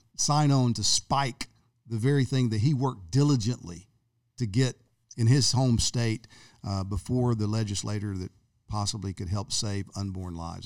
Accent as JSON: {"language": "English", "region": "Texas", "country": "United States", "tie": "born or raised there", "moved": "yes", "lives_now": "Florida, United States", "said": "my home state of Texas"}